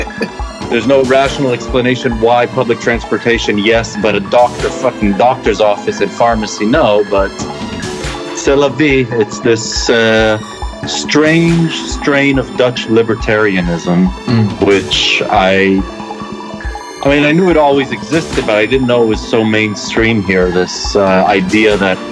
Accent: Israel; moved away as an adult; also born or lived in Columbus, Ohio, United States; now in Amsterdam, Netherlands; I was born in 75 in Ohio, and then my parents moved to Israel in 83, basically. And then I was there for how long? For like 20 years?

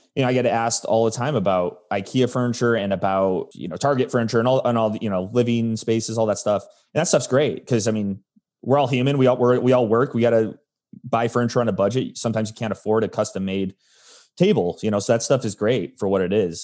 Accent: Arizona, United States; also born or lived in Chicago, Illinois; I was born in Chicago, but grew up in Arizona

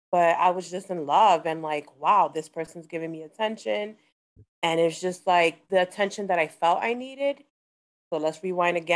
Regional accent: Hoboken, New Jersey, United States; I'm from Hoboken, small

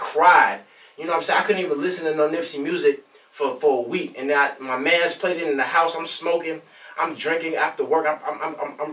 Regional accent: Long Beach, California, United States; I'm from Long Beach, California

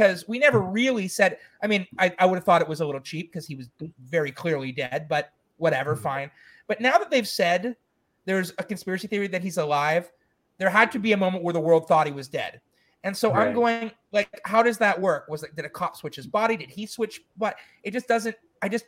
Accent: Montreal, Quebec, Canada; my hometown of Montreal

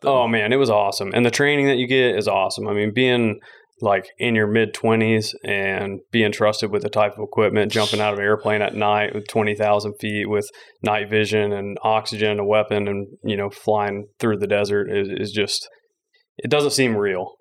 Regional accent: McKinney, Texas, United States; also born or lived in Van Alstyne, Texas; I was born in North Texas, raised in McKinney, and then went to high school in a small town called Van Alstyne.

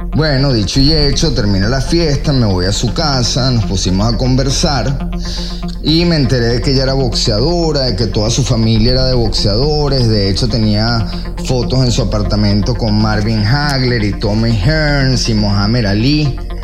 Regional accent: Venezuela; moved away as an adult; also born or lived in Miami; soy venezolano

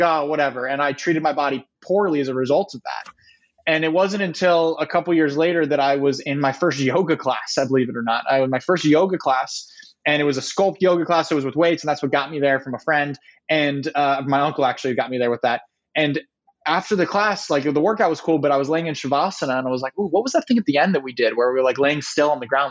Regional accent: San Diego, California, United States; also born or lived in Ohio; I grew up in San Diego, California

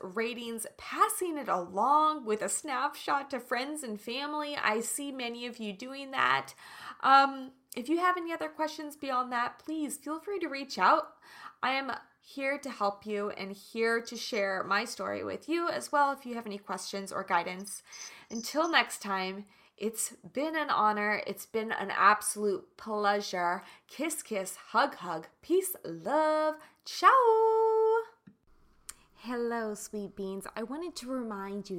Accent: Kansas, United States; I'm from Kansas

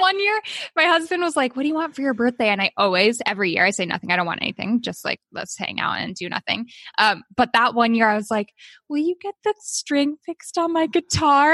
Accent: Oakland, California, United States; also born or lived in Albany, New York; now in Sacramento, United States; I was born in New York and I was adopted, so I was swiftly brought home to California, where I grew up in Oakland, California.

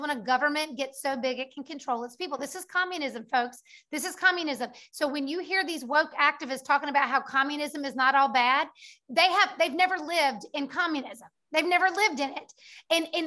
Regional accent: United States; We are three American women, mothers, wives, business owners

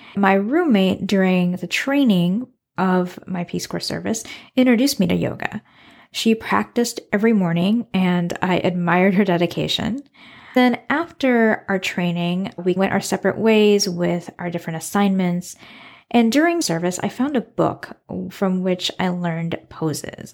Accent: United States; moved away as an adult; also born or lived in Suriname; now in Iowa City, United States; I moved back to my hometown, which is the Quad Cities, a region of four cities on the Iowa, Illinois border.

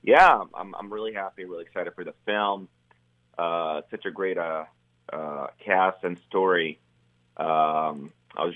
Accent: Cairo, Cairo Governorate, Egypt; moved away; I grew up in Cairo, Egypt.

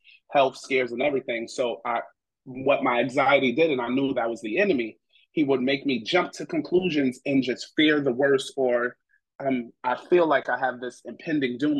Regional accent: New York City, New York, United States; I'm originally from New York City, Brooklyn

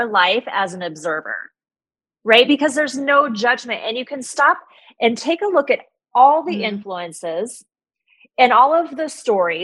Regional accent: Midwest, United States; I grew up in the Midwest

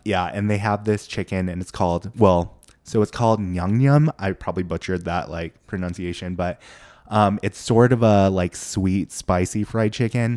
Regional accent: Boise, Idaho, United States; also born or lived in Seoul, South Korea; I grew up in Boise

